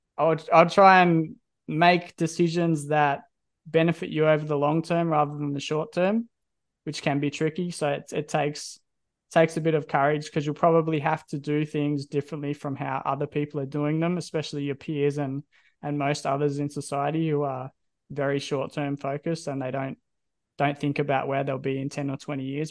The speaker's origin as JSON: {"language": "English", "region": "Country Victoria", "country": "Australia", "moved": "yes", "lives_now": "Perth, Australia", "said": "I'm from Country Victoria"}